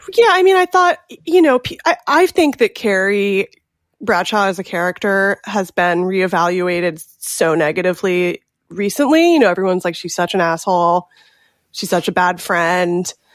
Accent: California, United States; I'm from California

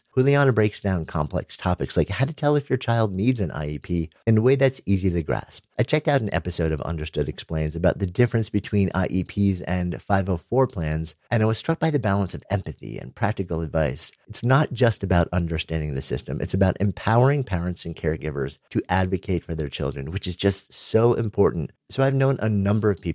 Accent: New York City, New York, United States; beautiful New York City, my hometown

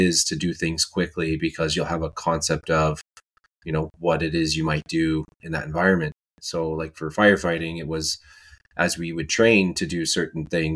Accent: Canada; I'm from Canada

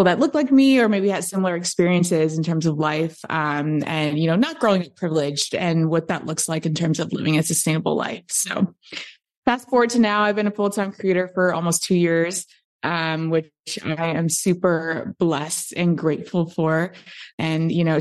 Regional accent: Chicago, Illinois, United States; moved away as an adult; also born or lived in Los Angeles, United States; now in Austin, United States; I'm in Austin currently, but I grew up in Chicago, actually, on the South Side.

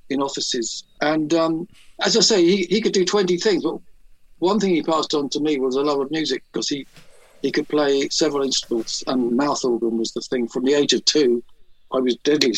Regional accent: London, United Kingdom; I grew up in Pimlico in the shadow of Battersea Power Station.

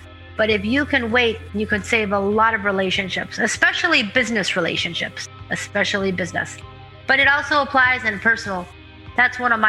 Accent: Pittsburgh, Pennsylvania, United States; I'm originally from Pittsburgh, Pennsylvania

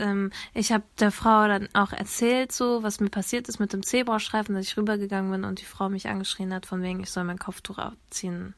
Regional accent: Germany; Ich bin hier in Deutschland geboren

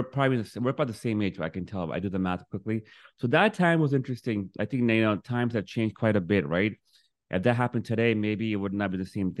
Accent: New York, United States; moved away as an adult; also born or lived in Miami; now in Fort Lauderdale, United States; I'm from Brooklyn, New York, raised, moved to Miami 20 years ago.

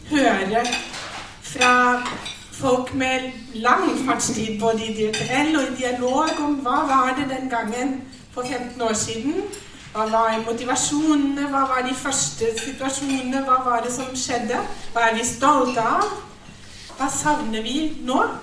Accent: Germany; Norwegian is a second language; moved away as an adult; now in Norway; Jeg er altså prest i {S1} Norsk kirke, men jeg er også innvandrer. Jeg kom fra Tyskland i 2008.

